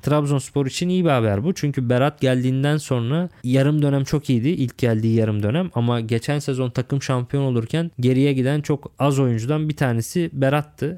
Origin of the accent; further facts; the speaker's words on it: Lüleburgaz, Kırklareli, Turkey; ben de Lüleburgazlıyım. Edirne Lüleburgaz bizim oralar var.